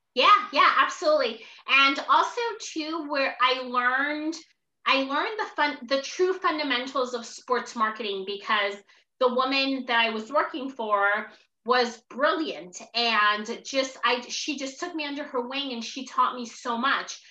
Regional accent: Newark, New Jersey, United States; I'm originally from Newark, New Jersey. So I'm an inner city kid.

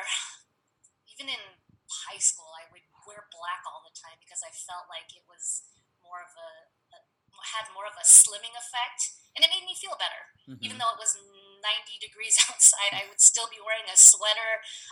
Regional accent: San Diego, California, United States; also born or lived in Okinawa, Japan; And I have lived in San Diego ever since I was 4 years old

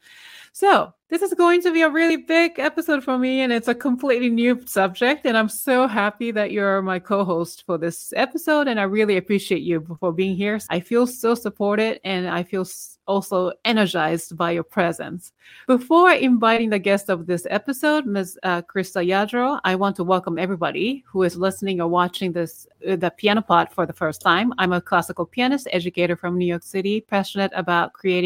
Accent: Japan; English is a second language; moved away as an adult; for 20 years, I didn't speak, you know, when I was in Japan

